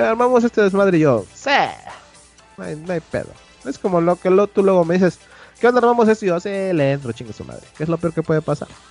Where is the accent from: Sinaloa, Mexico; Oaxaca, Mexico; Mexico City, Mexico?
Oaxaca, Mexico; moved away as an adult; now in Puebla, Mexico; yo soy de Oaxaca. Estuve estudiando la carrera de ingeniería de sistemas en Puebla.